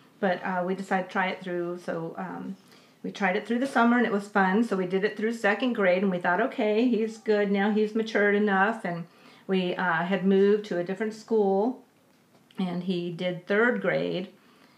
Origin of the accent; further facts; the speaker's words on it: Los Angeles, California, United States; moved away; I grew up in Los Angeles, went through LA Unified